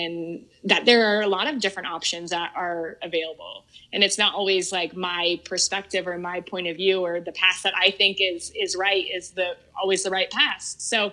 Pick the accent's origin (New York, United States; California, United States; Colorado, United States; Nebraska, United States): Colorado, United States; to work for my hometown team, a team that I've rooted for and watched for so long